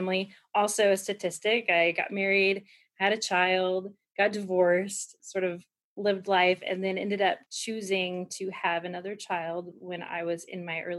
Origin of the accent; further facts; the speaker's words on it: Kansas City, Missouri, United States; now in Arkansas, United States; originally, I grew up in Kansas City, Missouri area